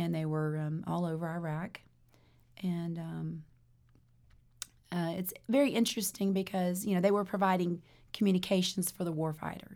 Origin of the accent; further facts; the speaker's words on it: Germany; moved away; I grew up in Germany as a, a pastor's daughter